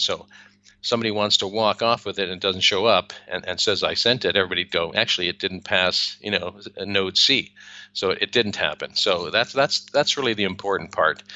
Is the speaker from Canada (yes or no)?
yes; Canada; now in Spain; i am a Canadian originally